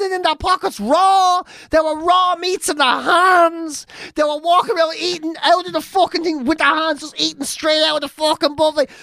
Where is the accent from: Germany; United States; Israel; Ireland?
Ireland; being an Irish lad